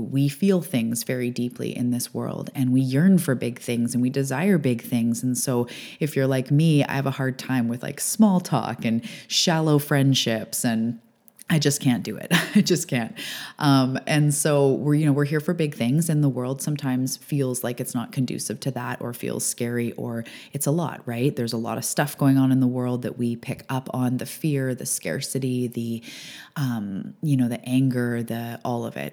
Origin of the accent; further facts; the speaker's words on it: Canada; I'm a Canadian and an island girl